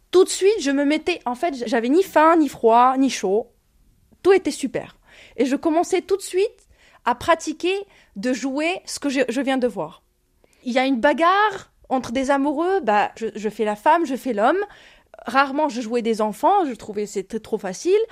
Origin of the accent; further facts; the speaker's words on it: Ukraine; moved away as an adult; now in France; j'ai 29 ans, je viens d'Ukraine, je suis réfugiée ukrainienne. Je suis rentrée en France le 17 mars 2022.